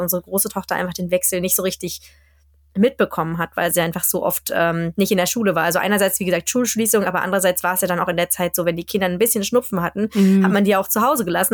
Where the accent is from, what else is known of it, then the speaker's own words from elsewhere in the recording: Germany; moved away as an adult; now in Sweden; wir sind ja in Deutschland aufgewachsen und das ist ja auch unsere Heimat